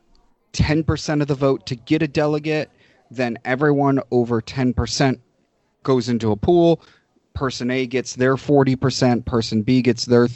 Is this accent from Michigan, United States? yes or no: no; New York, United States; as a New Yorker